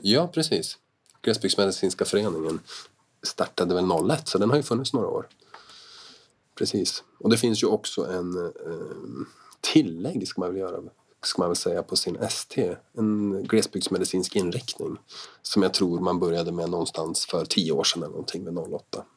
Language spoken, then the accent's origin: Swedish; Jämtland, Sweden; jag är ju från Jämtland, jag är från den här trakten